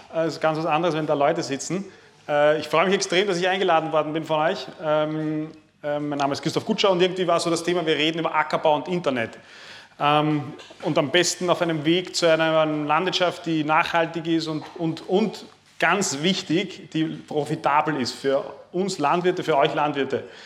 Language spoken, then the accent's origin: German; Lower Austria, Austria; Ich komme aus Niederösterreich, das ist in der Nähe von Wien.